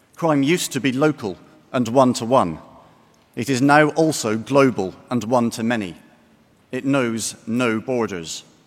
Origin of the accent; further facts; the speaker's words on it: Glasgow, Scotland, United Kingdom; Glasgow, by complete coincidence, my hometown